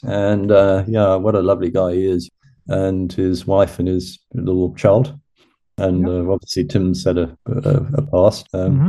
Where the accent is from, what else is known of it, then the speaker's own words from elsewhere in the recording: South Africa; this time as a South African.